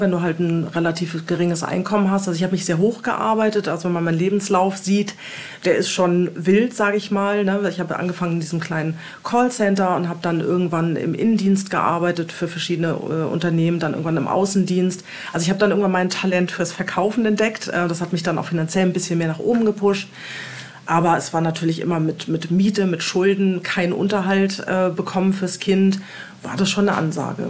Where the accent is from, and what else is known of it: Wiesbaden, Hesse, Germany; born or raised there; moved away as an adult; also born or lived in Hamburg, Germany; now in Portugal